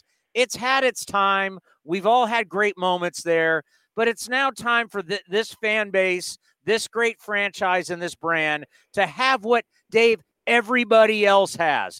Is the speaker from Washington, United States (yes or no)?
no; San Diego, California, United States; moved away as an adult; now in Oakland, United States; I grew up in San Diego. We came here to go to school. We fell in love with the place. We've raised our families here. This is home for us.